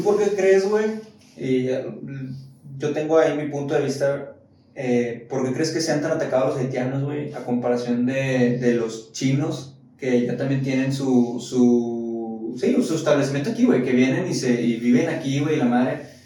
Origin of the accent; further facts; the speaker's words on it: Mexico; como mexicanos